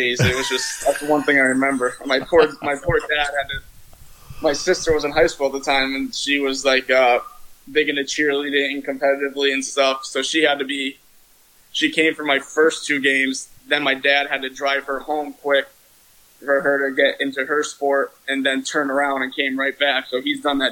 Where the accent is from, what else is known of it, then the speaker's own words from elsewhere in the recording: Shelton, Connecticut, United States; I am from Shelton, Connecticut